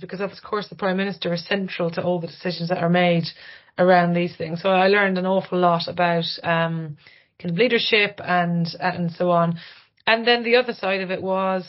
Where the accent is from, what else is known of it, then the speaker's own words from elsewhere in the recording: Ireland; moved away; I'm Irish